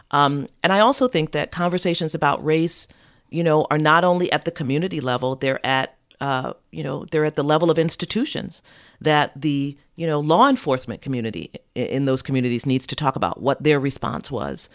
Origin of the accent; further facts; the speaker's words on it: New York City, New York, United States; I'm a New Yorker, born and raised